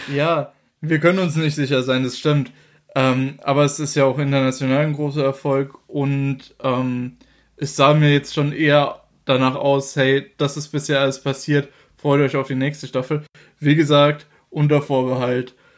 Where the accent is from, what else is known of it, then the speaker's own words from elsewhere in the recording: Germany; bei uns in Deutschland